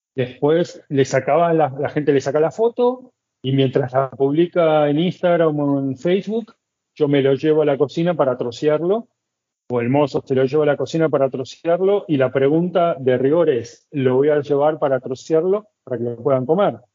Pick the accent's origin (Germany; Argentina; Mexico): Argentina; Buenos Aires; moved away as an adult; now in Cusco, Peru; soy de Buenos Aires, soy argentino